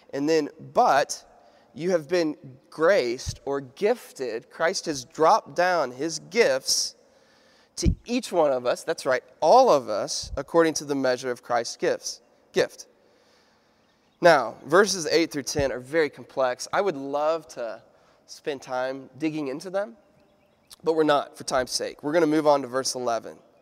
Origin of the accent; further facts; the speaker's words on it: United States; I'm an American